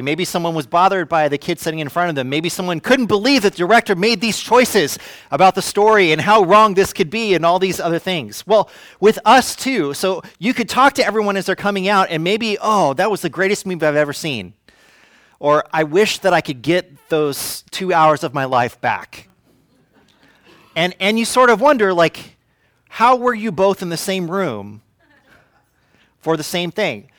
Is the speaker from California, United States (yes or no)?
yes; Fresno, California, United States; now in Santa Rosa, United States; I'm from Fresno.